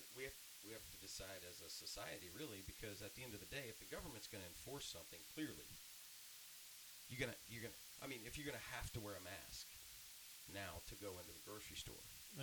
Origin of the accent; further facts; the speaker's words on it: Baton Rouge, Louisiana, United States; moved away; I grew up in Baton Rouge, Louisiana.